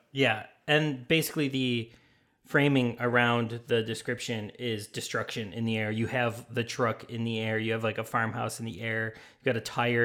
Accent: Chicago, Illinois, United States; moved away; I was from Chicago.

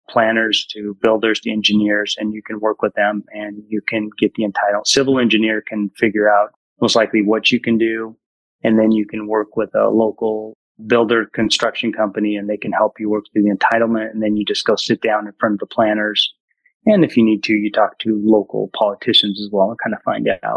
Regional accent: Ridgefield, Washington, United States; I'm from Ridgefield, Washington

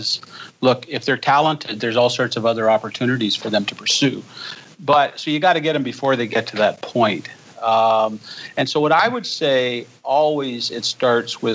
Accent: Canada; I'm a Canadian

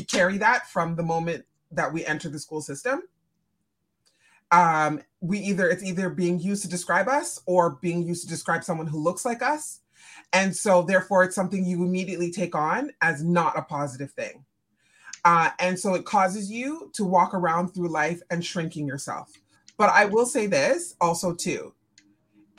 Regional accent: Canada; I'm Jamaican. So, and Canadian. So first generation Canadian born here

